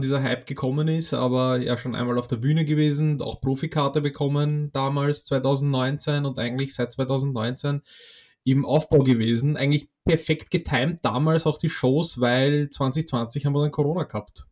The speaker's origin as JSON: {"language": "German", "country": "Poland", "moved": "yes", "said": "ich komme ursprünglich aus Polen"}